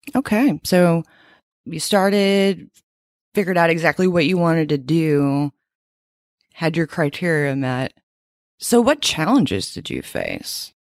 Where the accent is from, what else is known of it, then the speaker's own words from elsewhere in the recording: Louisiana, United States; moved away; also born or lived in Fort Worth, Texas; I'm from Louisiana